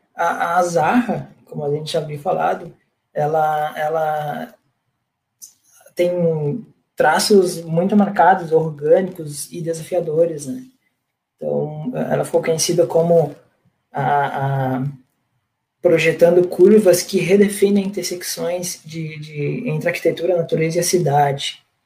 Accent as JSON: {"language": "Portuguese", "area": "about 40 km from Natal", "region": "Rio Grande do Norte", "country": "Brazil", "tie": "born or raised there", "said": "Eu sou natural do Rio Grande do Norte, de Natal, mais precisamente a 40 quilômetros mais ou menos da capital, mais interior"}